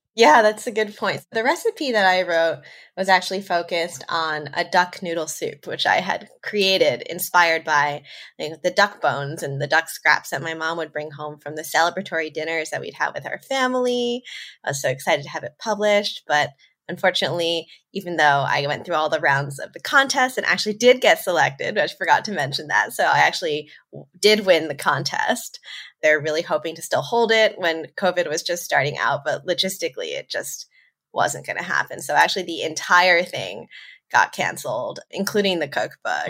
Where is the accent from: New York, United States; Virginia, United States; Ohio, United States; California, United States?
New York, United States; New York suburbs, United States; moved away as an adult; also born or lived in Tokyo, Japan; I'm American. I grew up in New York, in the suburbs. I'm Chinese American